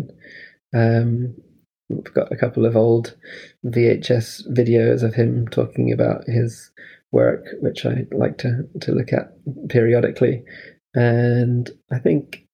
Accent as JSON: {"language": "English", "region": "Scotland", "country": "United Kingdom", "tie": "born or raised there", "also_born_or_lived": "London / Los Angeles", "moved": "as an adult", "said": "I was growing up in Scotland and studying in university in London"}